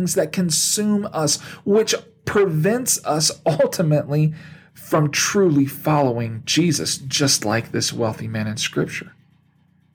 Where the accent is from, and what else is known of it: United States